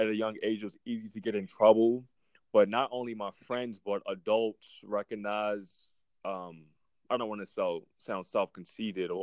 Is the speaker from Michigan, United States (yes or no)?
no; Baltimore, Maryland, United States; moved away; I grew up in Baltimore, Maryland